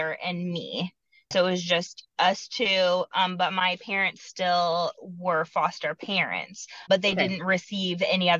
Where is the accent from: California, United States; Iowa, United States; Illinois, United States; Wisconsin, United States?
Iowa, United States; moved away as an adult; now in Kansas City, United States; I grew up in Iowa